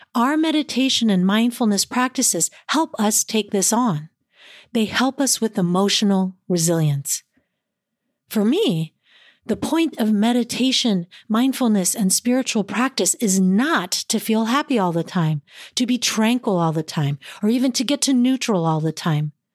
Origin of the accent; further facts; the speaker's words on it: East Palo Alto, California, United States; I grew up in East Palo Alto, in a racially diverse community and within a tight-knit Filipino group.